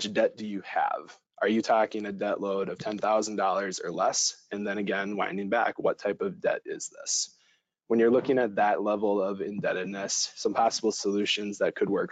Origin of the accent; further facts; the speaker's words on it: Madison, Wisconsin, United States; moved away; I am originally from Madison, Wisconsin